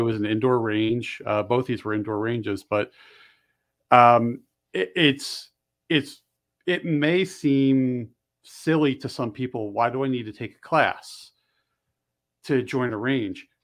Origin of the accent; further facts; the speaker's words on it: Bensalem, Pennsylvania, United States; moved away; also born or lived in Delaware / Maryland; I grew up just across the river over in, um, just north of Philly